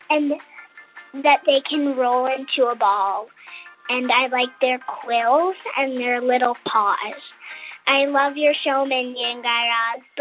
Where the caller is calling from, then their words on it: Nashville, North Carolina, United States; I am from Nashville, North Carolina, and I am six years old.